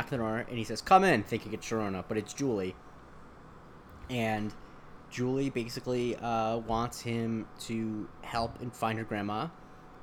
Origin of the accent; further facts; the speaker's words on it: Punta Gorda, Florida, United States; my hometown in Florida, Punta Gorda, Florida